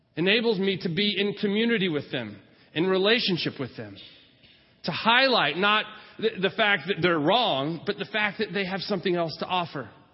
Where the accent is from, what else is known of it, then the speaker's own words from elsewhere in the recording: California, United States; moved away; I was from California during my high school years